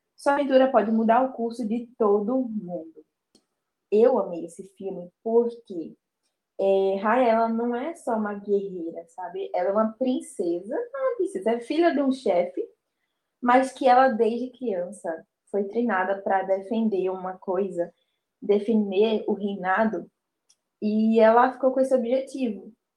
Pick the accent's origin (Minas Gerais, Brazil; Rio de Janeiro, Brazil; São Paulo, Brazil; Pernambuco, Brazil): Pernambuco, Brazil; Olinda; eu sou daqui de Olinda